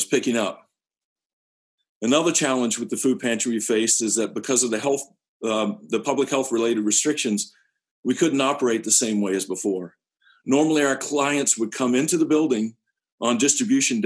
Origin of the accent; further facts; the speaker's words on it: Fitchburg, Massachusetts, United States; I'm from Fitchburg.